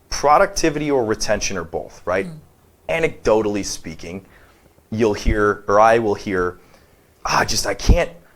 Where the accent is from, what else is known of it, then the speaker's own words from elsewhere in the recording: Detroit, Michigan, United States; moved away; I'm from Detroit